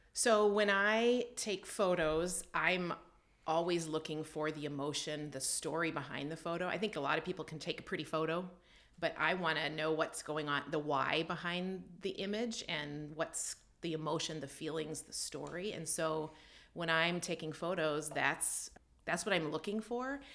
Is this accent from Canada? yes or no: yes; Canada; moved away as an adult; also born or lived in United States; I grew up in Canada and I came down to the States for university